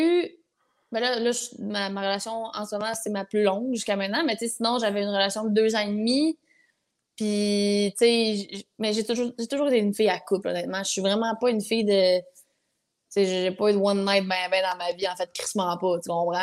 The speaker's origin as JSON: {"language": "French", "area": "then Vaudreuil", "region": "Quebec City", "country": "Canada", "tie": "born or raised there", "lives_now": "Blainville, Canada", "said": "Je suis née à Québec, Sainte-Foy."}